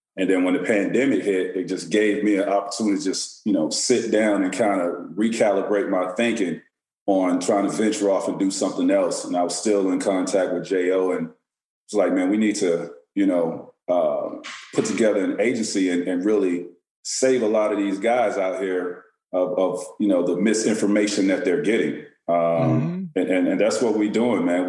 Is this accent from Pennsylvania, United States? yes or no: no; Auburndale, Florida, United States; I grew up in Central Florida